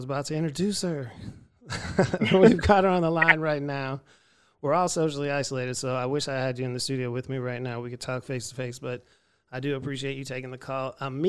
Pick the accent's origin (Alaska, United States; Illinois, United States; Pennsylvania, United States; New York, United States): Pennsylvania, United States; Erie; moved away; I'm from Erie, Pennsylvania originally